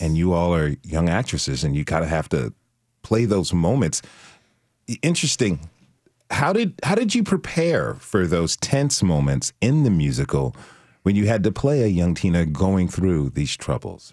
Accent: Trenton, New Jersey, United States; I was born in Trenton

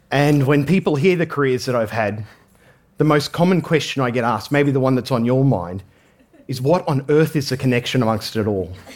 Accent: Australia; I grew up in Australia

